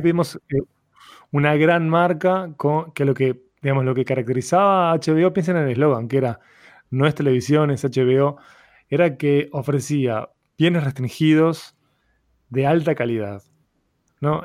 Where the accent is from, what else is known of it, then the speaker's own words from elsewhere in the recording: Uruguay; mi identidad como latinoamericano, como uruguayo